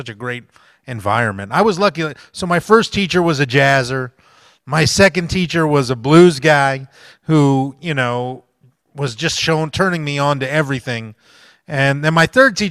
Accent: South Florida, United States; I grew up in South Florida

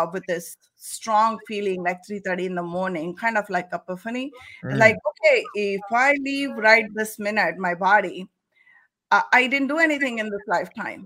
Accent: India; moved away; I am from India originally.

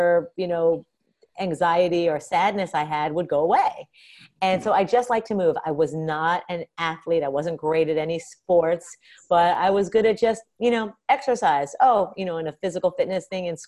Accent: New York City, New York, United States; moved away as an adult; also born or lived in Boston; I grew up in New York City. And then I went to college in Boston.

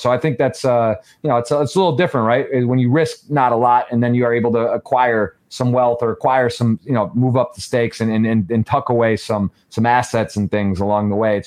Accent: Michigan, United States; Michigan, that's my home state

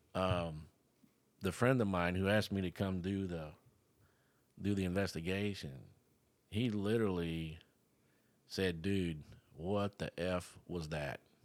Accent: Florida, United States; I was born here in Florida

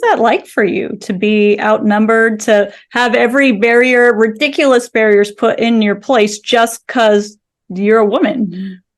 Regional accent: Southern California, United States; I grew up in Southern California

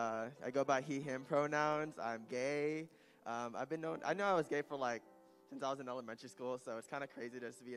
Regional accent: Los Angeles, California, United States; I'm not from here. I'm from Los Angeles, actually

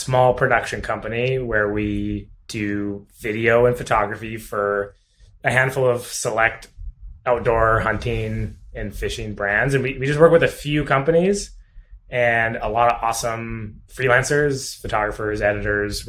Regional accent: Alberta, Canada; also born or lived in Okanagan; now in Kelowna, Canada; I grew up in Alberta

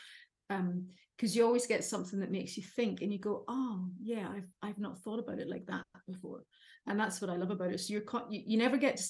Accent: Derry, Northern Ireland, United Kingdom; moved away as an adult; also born or lived in Dublin, Ireland / Aberdeen, Scotland; I grew up in Derry City in the north of Ireland

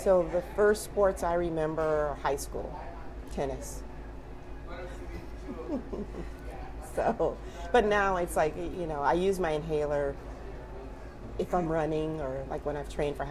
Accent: Detroit, Michigan, United States; I was born and raised in Detroit, Michigan.

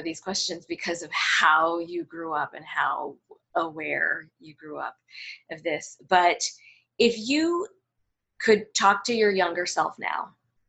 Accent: United States; I was born here. I'm American.

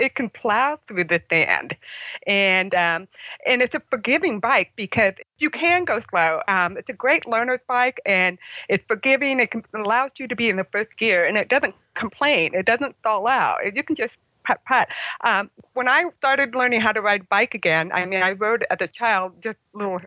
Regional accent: Oak Hills, California, United States; I'm from Oak Hills, California

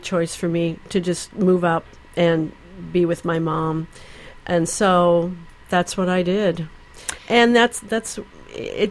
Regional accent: Ann Arbor, Michigan, United States; moved away; we grew up in Michigan, in Ann Arbor, Michigan

